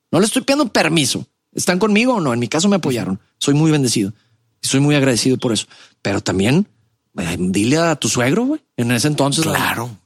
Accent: Monterrey, Nuevo León, Mexico; also born or lived in Mexico City; nací en Ciudad de México, llego a Monterrey desde muy chico, a los cinco años por el trabajo de papá

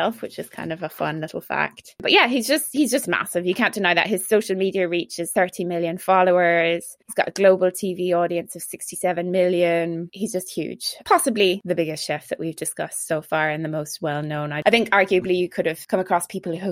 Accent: Ireland; accent: Irish; my Irish accent

